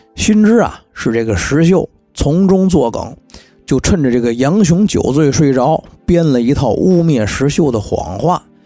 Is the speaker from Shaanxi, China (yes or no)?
no; Tianjin, China; accent: Tianjin dialect; 用我们天津话说